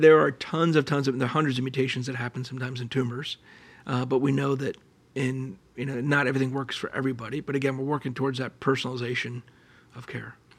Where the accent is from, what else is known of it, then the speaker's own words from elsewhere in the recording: Allentown, Pennsylvania, United States; moved away; I grew up in Allentown, Pennsylvania, which is a great place